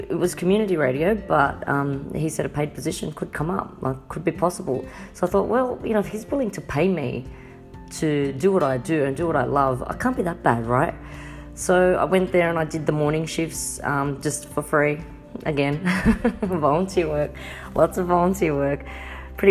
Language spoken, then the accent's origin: English; Sydney, New South Wales, Australia; I'm from Sydney, Australia